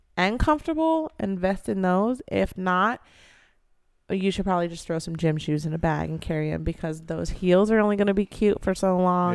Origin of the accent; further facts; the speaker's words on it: Pacific Northwest, United States; also born or lived in California; I'm from the Pacific Northwest